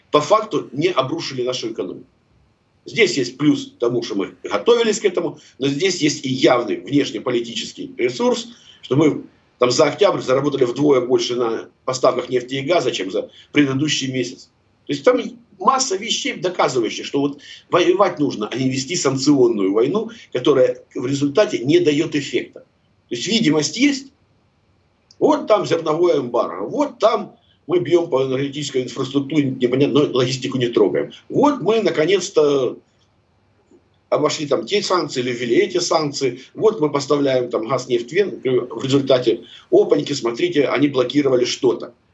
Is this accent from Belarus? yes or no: no; Kharkiv, Kharkiv Oblast, Ukraine; У меня просто информация, простите, из первых рук, потому что я харьковчанин.